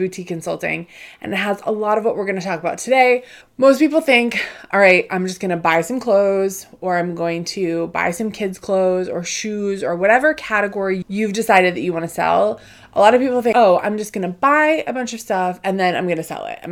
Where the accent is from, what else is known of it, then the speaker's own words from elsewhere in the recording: Northeast, United States; I grew up in the Northeast. I live outside of Boston